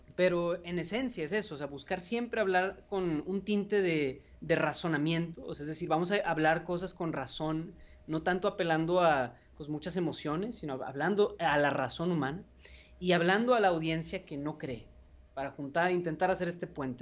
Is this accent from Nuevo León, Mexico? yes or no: yes; Monterrey, Nuevo León, Mexico; soy de Monterrey, México, aquí tienen su casa